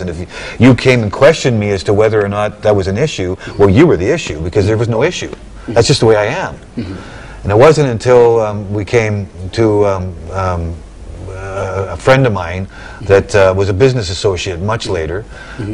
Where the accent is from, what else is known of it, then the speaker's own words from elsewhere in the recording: British Columbia, Canada; I'm a Canadian. I was born in British Columbia